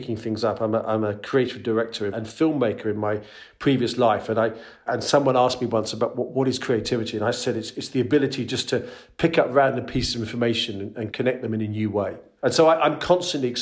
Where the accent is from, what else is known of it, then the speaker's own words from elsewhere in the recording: London, United Kingdom; moved away as an adult; also born or lived in Netherlands; now in Utrecht, Netherlands; I'm originally from London in the UK, but escaped about 18 years ago and now live over here in the Netherlands